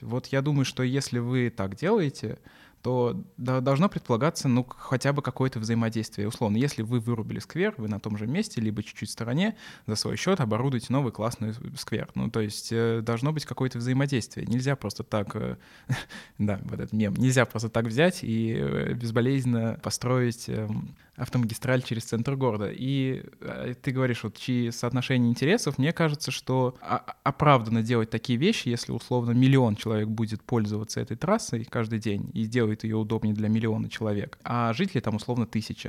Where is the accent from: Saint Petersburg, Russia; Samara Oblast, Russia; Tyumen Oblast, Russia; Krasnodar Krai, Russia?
Samara Oblast, Russia; Samara; в Самаре той же, откуда я, э, ну, из, в которой, которую я безумно люблю, откуда я родом